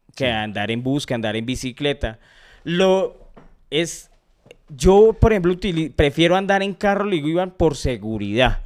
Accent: Colombia; uno como colombiano

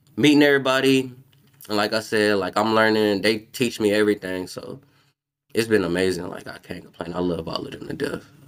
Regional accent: New Orleans, Louisiana, United States; I'm from New Orleans.

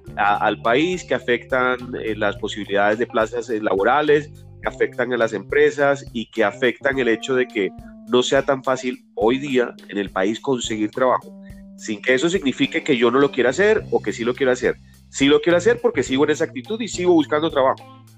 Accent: Barranquilla, Atlántico, Colombia; moved away as an adult; now in Bogotá, Colombia; yo soy barranquillero, tengo 48 años, vivo en Bogotá hace 26 años

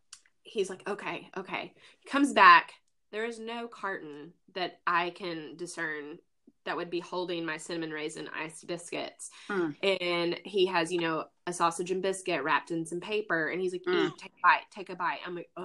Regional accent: the South, United States; But being the Southern lady that I am and growing up in the Bible Belt, you try to pretend that you don't know.

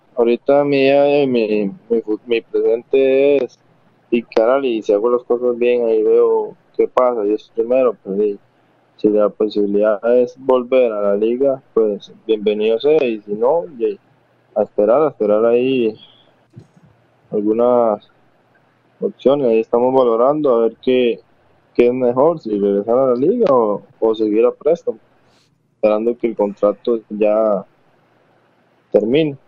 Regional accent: Puntarenas, Costa Rica; yo soy de, de Punta dicho

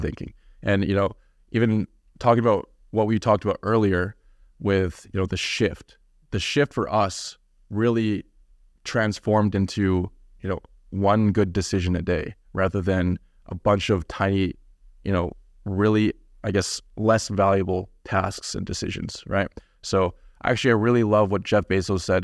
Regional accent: Kamloops, British Columbia, Canada; moved away as an adult; now in Vancouver, Canada; I grew up in a small town known Cam, uh, called Kamloops.

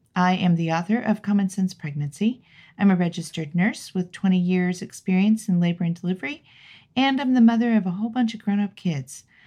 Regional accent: Los Angeles, California, United States; moved away; I was born and raised there. Grew up there. Love that town.

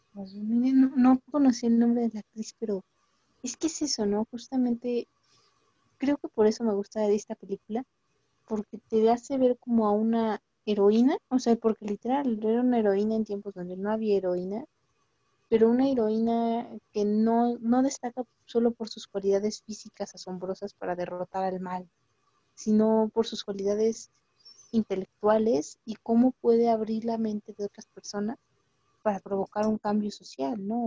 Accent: Mexico; mujer mexicana del siglo XXI

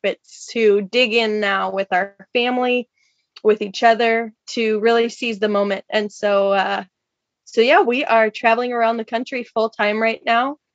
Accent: Minnesota, United States; moved away as an adult; also born or lived in Washington State; We're both from the Midwest originally. Minnesota for me

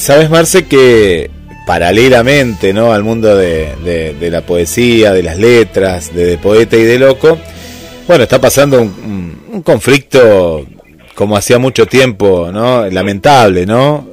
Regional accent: Argentina; aquí de, nuestro país

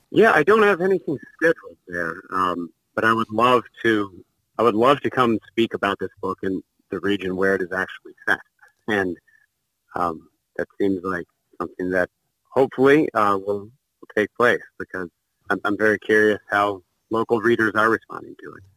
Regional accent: Bloomington, Indiana, United States; I grew up in Bloomington, Indiana

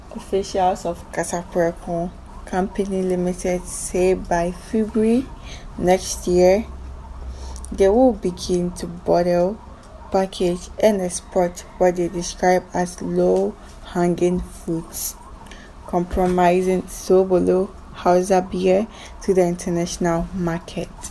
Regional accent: Ghana; I'm from Ghana.

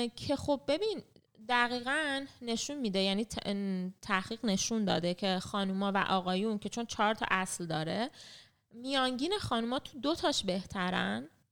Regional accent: Iran; moved away as an adult; من خودم مثلا 18 سالم که بود تنهایی از خانواده رفتم از ایران

